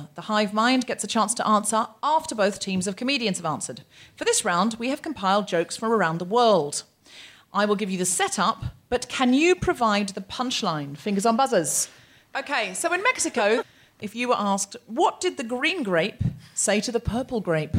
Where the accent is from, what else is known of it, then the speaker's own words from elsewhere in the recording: New Zealand; I am a Kiwi.